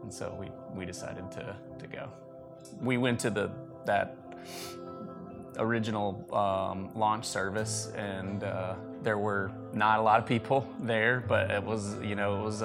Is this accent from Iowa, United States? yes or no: no; Mississippi, United States; moved away as an adult; also born or lived in Alabama; now in Columbus, United States; We are both from Mississippi